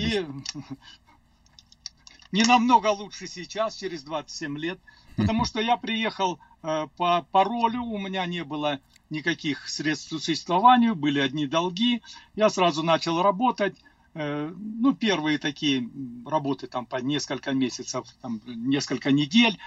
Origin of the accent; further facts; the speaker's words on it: Cherkessk, Karachay-Cherkessia, Russia; first language Russian; moved away as an adult; also born or lived in Azerbaijan; now in Denver, United States; я родился в Азербайджане, и, как сказали, уже меня перевезли. Я не сам переехал, пятилетнем возрасте перевезли в город Черкесск